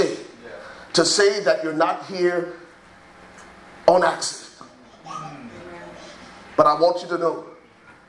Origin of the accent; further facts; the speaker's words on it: Liberia; now in United States; I'm originally from Liberia, West Africa. So if you hear an accent come out, it's because I'm from Liberia